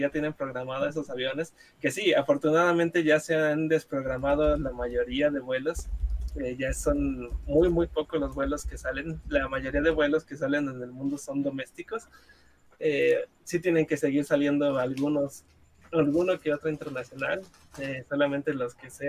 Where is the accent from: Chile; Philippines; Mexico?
Mexico; Guadalajara, Jalisco; de hecho yo soy de Guadalajara y todavía hay gente que sale.